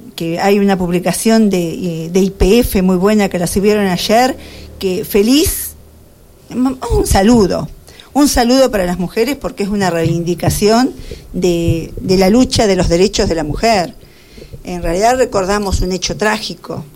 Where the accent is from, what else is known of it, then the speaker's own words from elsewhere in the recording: Carlos Casares, Buenos Aires Province, Argentina; nacida en Carlos Casares, toda la vida estuve en, en Carlos Casares, toda mi vida viví en Carlos Casares, en el barrio Moreno, casa 34